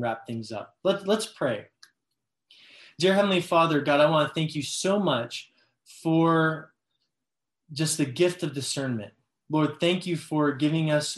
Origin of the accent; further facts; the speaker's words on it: Los Angeles, California, United States; I'm from Los Angeles.